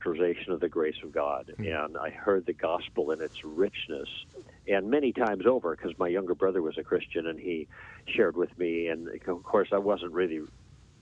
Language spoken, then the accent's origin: English; Chicago, Illinois, United States; moved away as an adult; now in Los Angeles, United States; I'm born and bred in Chicago, but I'm in the Midwest